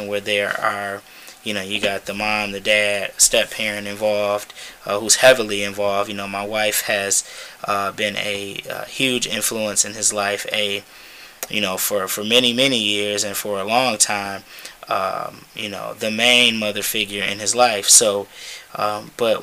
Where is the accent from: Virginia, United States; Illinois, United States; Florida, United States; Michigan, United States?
Michigan, United States; Detroit; born and raised in Detroit